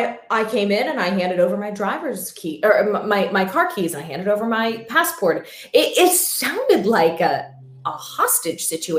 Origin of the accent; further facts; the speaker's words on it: United States; As an American